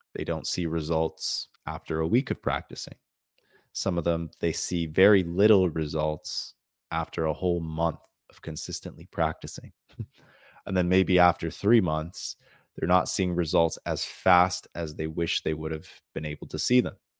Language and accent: English; Canada; I'm from the country of Canada